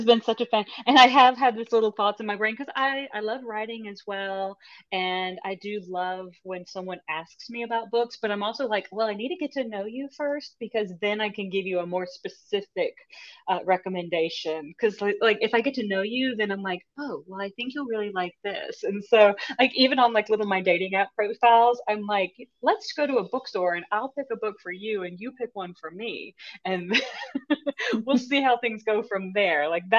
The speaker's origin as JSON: {"language": "English", "region": "Louisiana", "country": "United States", "said": "And I'm originally from Louisiana, but I've moved around quite a bit."}